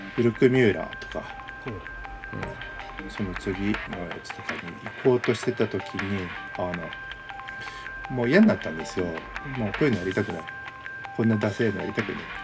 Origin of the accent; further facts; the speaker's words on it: Kanazawa, Ishikawa, Japan; 僕の実家あの石川県の金沢ていうところ